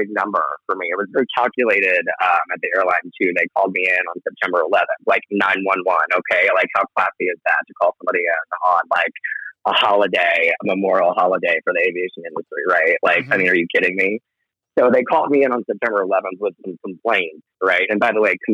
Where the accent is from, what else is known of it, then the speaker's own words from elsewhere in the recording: New York, United States; moved away; also born or lived in Virginia; born and raised in New York